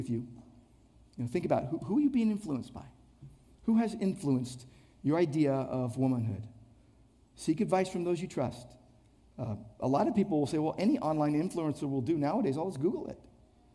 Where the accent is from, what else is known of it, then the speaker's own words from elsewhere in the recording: Downey, California, United States; also born or lived in Irvine; growing up in Downey